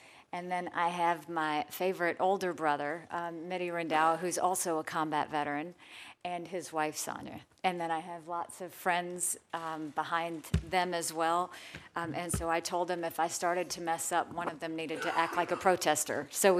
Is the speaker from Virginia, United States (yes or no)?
no; Bamberg, South Carolina, United States; born there; My story is an American story. I was born in Bamberg, South Carolina, the daughter of immigrant parents from Punjab, India.